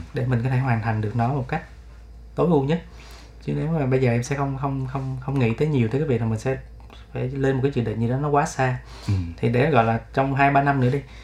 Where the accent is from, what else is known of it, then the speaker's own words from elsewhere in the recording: Ho Chi Minh City, Vietnam; em là người Sài Gòn và em vẫn sống ở Sài Gòn